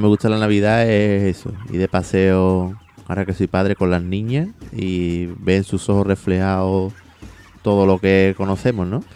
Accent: Seville, Andalusia, Spain; Yo soy muy tradicionalista sevillano, me gustan las tradiciones

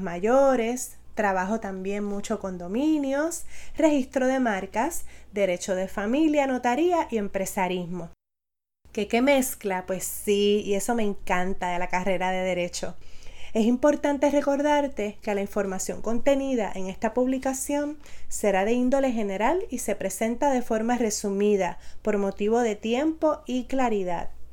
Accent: Aibonito, Puerto Rico; also born or lived in San Juan, Puerto Rico / Barranquitas, Puerto Rico; Soy nacida en San Juan Puerto Rico, pero considero mi familia y mi lugar de crianza el hermoso pueblo de Aybonito

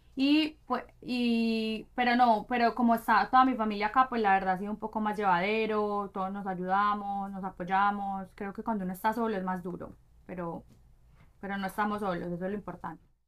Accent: Medellín, Antioquia, Colombia; moved away as an adult; also born or lived in London / Brazil; now in Miami, United States; nací crecí en Medellín estudié negocios internacionales en EAFIT

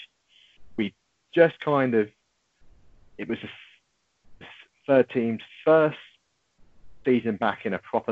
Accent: Harlow, East of England, United Kingdom; also born or lived in London; I was born and bred in Harlow

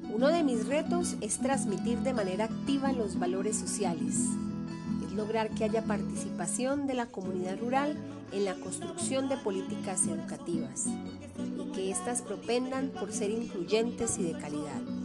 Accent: Tolima, Colombia

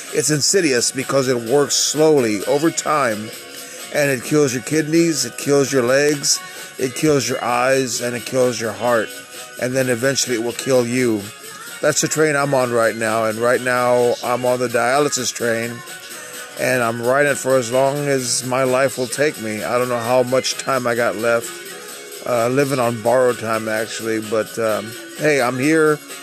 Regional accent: Texas, United States; I'm a Texan.

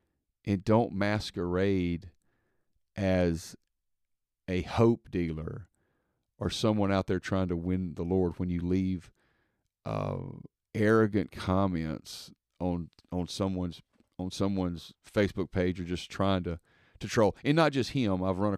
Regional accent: the South, United States; Now, listen, I'm from the South, so Bible Belt, typically everybody's been to church before in their life.

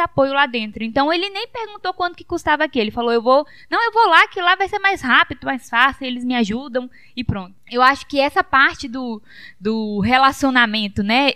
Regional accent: Teixeira, Brazil; now in São Mateus, Brazil; a gente é de Teixeira, né? Meu pai ainda mora por lá

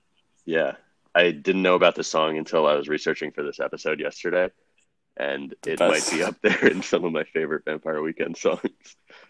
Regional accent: Maryland, United States; I'm from Maryland.

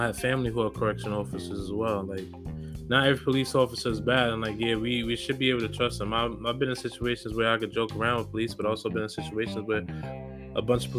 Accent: New York City, New York, United States; I'm from the Bronx. I grew up there

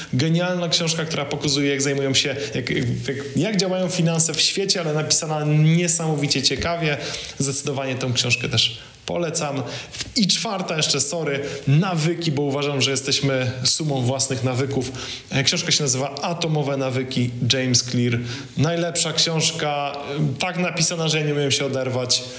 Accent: Poland; jestem z Polski

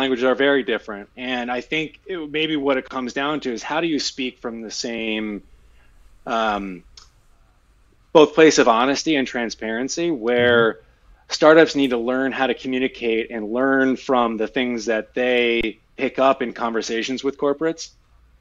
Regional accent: Philadelphia, Pennsylvania, United States; I'm originally from Philadelphia. Grew up a Philadelphia sports fan

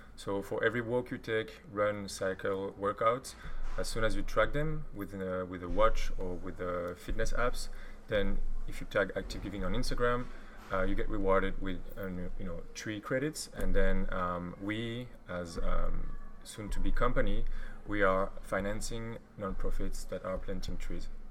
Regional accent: Belgium; now in Berlin, Germany; I'm from Belgium

